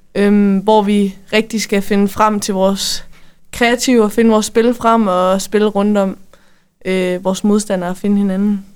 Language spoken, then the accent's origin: Danish; Denmark; som danskere